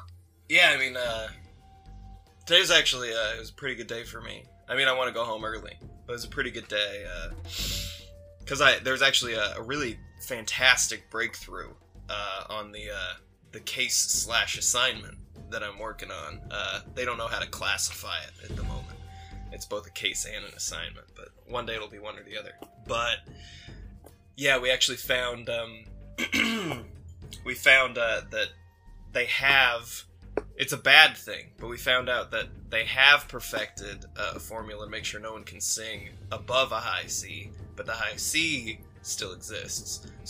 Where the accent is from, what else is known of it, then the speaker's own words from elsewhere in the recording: Australia; accent: Australian; That's me with the Australian accent. You know, I kind of just lost it. And now I don't know what to do.